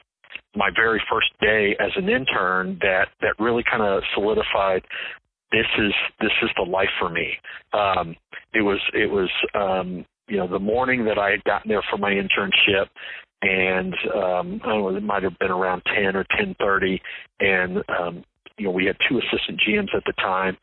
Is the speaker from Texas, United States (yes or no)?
yes; San Antonio, Texas, United States; also born or lived in Indiana; I grew up in San Antonio and went to Judson